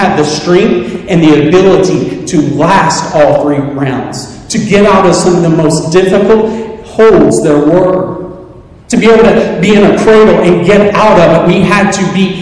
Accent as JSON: {"language": "English", "town": "Soddy-Daisy", "region": "Tennessee", "country": "United States", "said": "I'm from the South"}